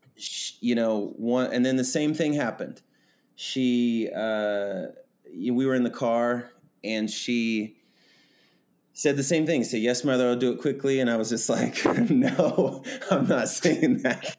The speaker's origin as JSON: {"language": "English", "region": "Kansas", "country": "United States", "tie": "born or raised there", "said": "I was born and raised in Kansas"}